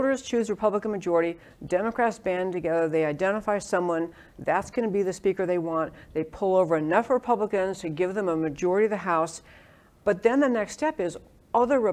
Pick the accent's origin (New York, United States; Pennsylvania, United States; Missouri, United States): New York, United States; moved away as an adult; also born or lived in California; now in Texas, United States; I grew up in New York, and I practiced law in California. So we came to Texas in the year 2000